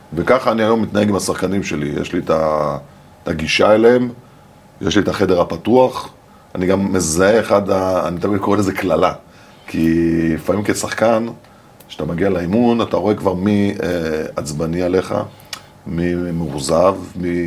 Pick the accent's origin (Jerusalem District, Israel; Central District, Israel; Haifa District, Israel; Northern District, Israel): Haifa District, Israel; Haifa; אני גרתי בקריית חיים, ליד האצטדיון כדורגל של קריית חיים